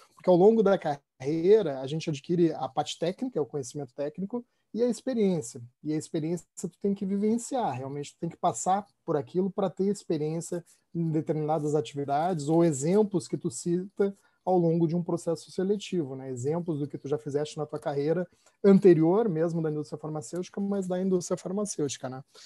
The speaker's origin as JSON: {"language": "Portuguese", "region": "Rio Grande do Sul", "country": "Brazil", "said": "eu sou gaúcho"}